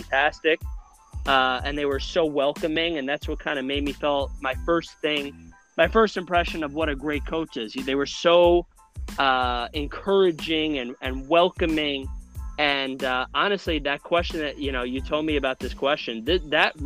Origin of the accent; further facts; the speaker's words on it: New Rochelle, New York, United States; I am a New Rochelle, New York native